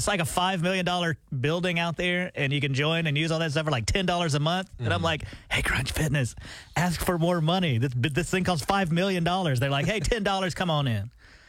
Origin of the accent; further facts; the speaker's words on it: Alabama, United States; now in Tulsa, United States; I was back home in Alabama